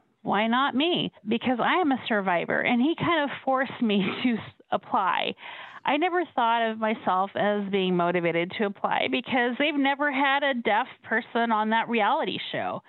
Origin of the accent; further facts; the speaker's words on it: Colorado, United States; I was born and raised in Colorado